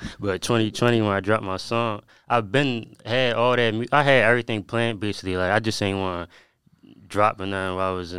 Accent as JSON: {"language": "English", "town": "Albany", "country": "United States", "tie": "born or raised there", "said": "I grew up in Albany, playing basketball"}